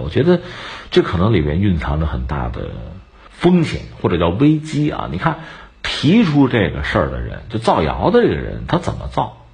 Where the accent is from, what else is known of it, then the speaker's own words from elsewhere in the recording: China; 作为我们中国人